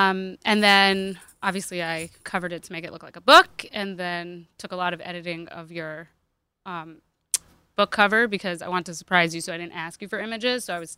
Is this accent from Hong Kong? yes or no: yes; Hong Kong; moved away; also born or lived in Myrtle Beach, South Carolina / Florida; I grew up in Hong Kong.